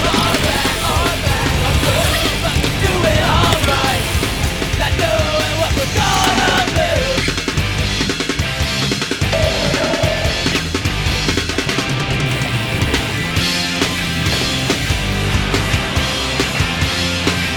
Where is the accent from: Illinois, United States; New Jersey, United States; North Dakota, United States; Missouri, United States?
New Jersey, United States; Pennsville; I'm from Pennsville, New Jersey